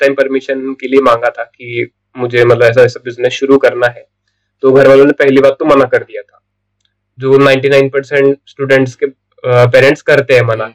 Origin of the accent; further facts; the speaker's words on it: Pune, Maharashtra, India; also born or lived in Mumbai; मैं बॉर्न हुआ था मुंबई में टिल 2011 में मुंबई में रहा था but because of fathers transfer हम पुणे में शिफ्ट हो गए एंड तब से मेरी स्कूलिंग मैं फिफ्थ स्टैंडर्ड में आया था पुणे